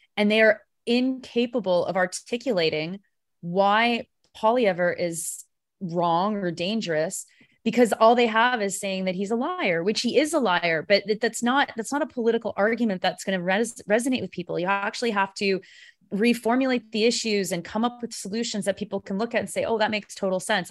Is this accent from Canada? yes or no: yes; Canada; I'm such a Canadian